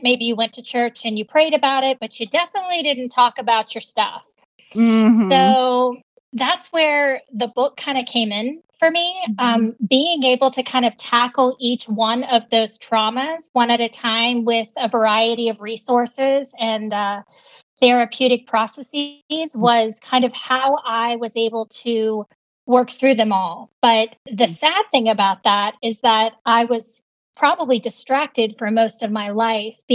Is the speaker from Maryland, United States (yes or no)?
no; Virginia, United States; So I grew up in Virginia, very caring, nurturing family